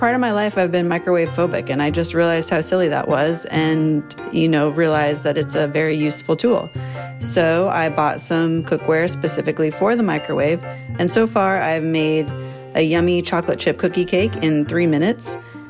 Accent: Tucson, Arizona, United States; I'm from Tucson, Arizona.

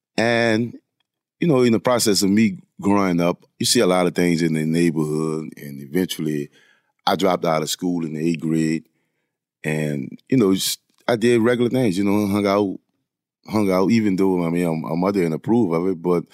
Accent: Louisiana, United States; I was the elder of five other siblings. My mother had six children. I mean, we grew up poor in a poor neighborhood.

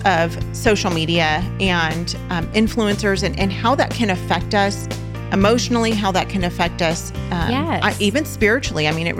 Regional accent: California, United States; now in Oklahoma, United States; Actually, we call ourselves Oklahomies because we're from California.

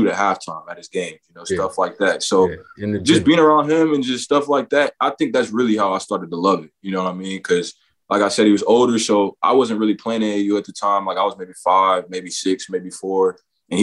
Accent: Arlington, Texas, United States; born or raised there; also born or lived in Dallas, Texas

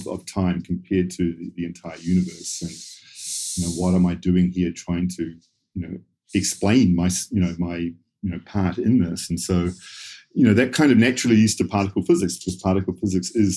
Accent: suburb outside Auckland, New Zealand; I grew up in New Zealand, sort of suburb just outside Auckland.

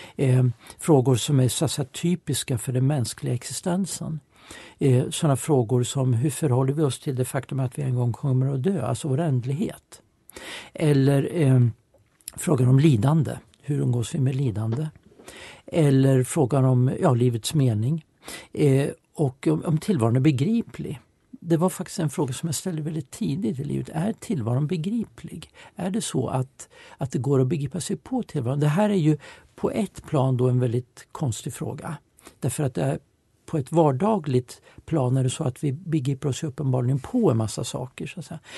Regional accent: Eskilstuna, Södermanland, Sweden; Jag växte upp i Eskilstuna, jag är född 1960

